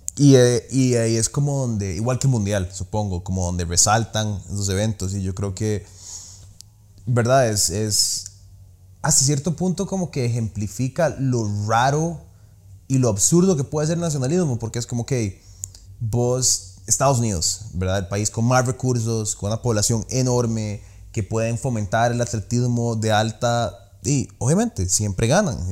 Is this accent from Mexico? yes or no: no; Costa Rica; soy tico